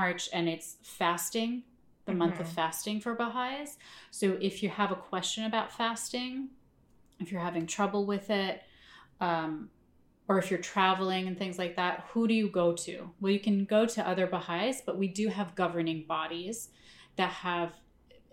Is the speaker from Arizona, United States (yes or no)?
no; Chicago, Illinois, United States; also born or lived in Northbrook, Illinois; now in New York, United States; we're from Chicago, but we were from different suburbs